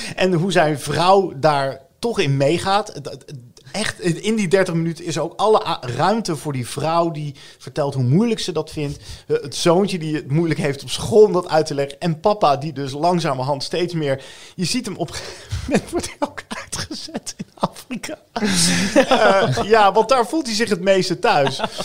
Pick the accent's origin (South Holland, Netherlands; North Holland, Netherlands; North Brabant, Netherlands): South Holland, Netherlands; The Hague; accent: Haags; ik ben volgens mij een Hagenaar. Dat heeft te maken met eh, of je van het zand of het veen komt.